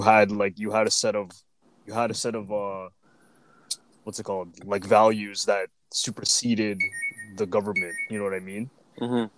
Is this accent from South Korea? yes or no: no; Canada; as much as I'm like you know Filipino, like I was born in Canada.